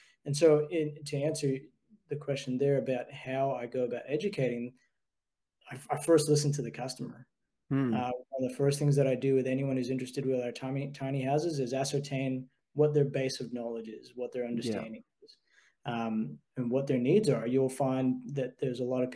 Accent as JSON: {"language": "English", "country": "United States", "tie": "born or raised there", "moved": "yes", "lives_now": "Australia", "said": "growing up in the States"}